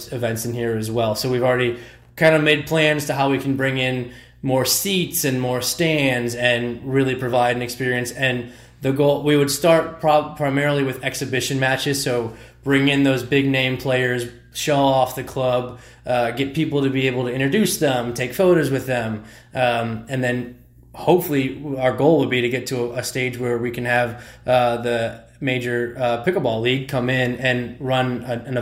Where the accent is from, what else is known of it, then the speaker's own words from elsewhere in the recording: Toledo, Ohio, United States; moved away as an adult; also born or lived in Philadelphia, Pennsylvania; now in St. Louis, United States; I am originally from Toledo, Ohio. And then I moved to Philadelphia, where I played collegiate squash at Drexel University for all 4 years